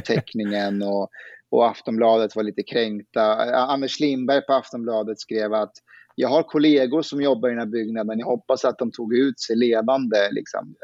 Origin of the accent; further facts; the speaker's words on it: Afghanistan; now in Sweden; jag, jag, är afghan, då skämtar vi så att jag, jag är en superassimilerad bostadsrättsafghan